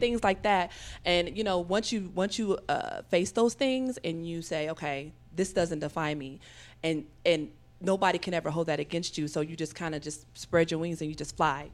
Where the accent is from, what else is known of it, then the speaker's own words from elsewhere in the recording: Evansville, Indiana, United States; moved away; I'm originally from Evansville, Indiana, which is a southern town about three hours south of here